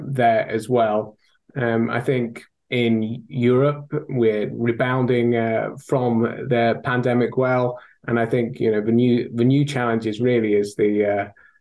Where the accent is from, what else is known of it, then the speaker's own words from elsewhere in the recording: United Kingdom; accent: thick British; now in Rotterdam, Netherlands; my thick British accent, Michelle. I actually live in Rotterdam these days